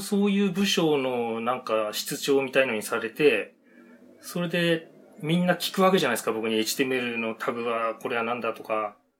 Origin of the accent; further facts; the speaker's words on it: Otaru, Hokkaido, Japan; moved away as an adult; also born or lived in Sapporo; now in Nagoya, Japan; 小樽生まれで、えっ、と、ええ、就職してからはずっと札幌ですね。今年の春まで。